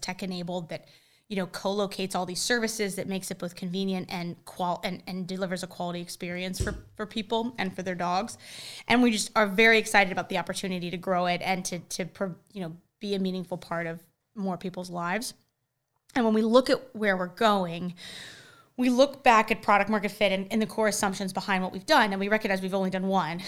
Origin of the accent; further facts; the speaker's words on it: Charlotte, North Carolina, United States; growing up in Charlotte and having our foothold in Charlotte